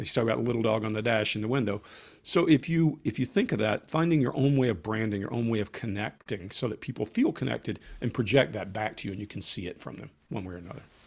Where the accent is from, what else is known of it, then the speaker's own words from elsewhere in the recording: Columbus, Georgia, United States; moved away; also born or lived in Atlanta, Georgia; If you've ever been to Fort Benning, that's my hometown.